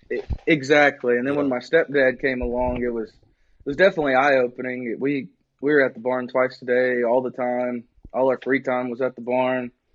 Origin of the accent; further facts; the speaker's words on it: Needville, Texas, United States; also born or lived in Wharton, Texas / Lubbock, Texas; I was born in Wharton, Wharton. and uh, that's it's real close to Needville